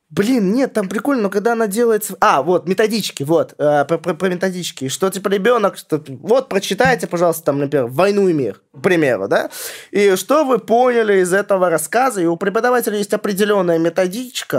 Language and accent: Russian; Vladimir Oblast, Russia; я из Владимирской области сам